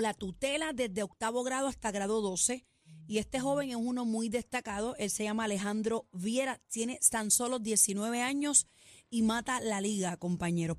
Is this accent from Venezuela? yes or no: no; Puerto Rico; nacimos en Country Club